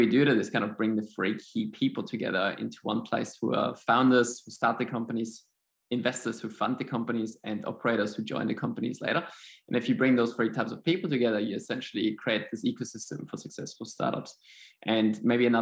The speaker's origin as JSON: {"language": "English", "country": "Austria", "tie": "born or raised there", "also_born_or_lived": "Sweden", "accent": "German", "second_language": "English", "moved": "as an adult", "lives_now": "Australia", "said": "So my accent is German. My parents actually are from Poland. I was born and raised in Austria."}